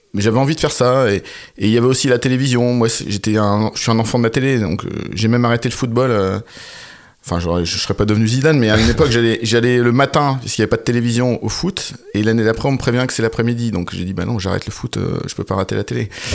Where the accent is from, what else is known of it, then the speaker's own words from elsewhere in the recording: Quiévrechain, Hauts-de-France, France; je viens de Valenciennes, enfin d'une petite ville à côté qui s'appelle Quirochin. Donc c'était une ville ouvrière, mon père était ouvrier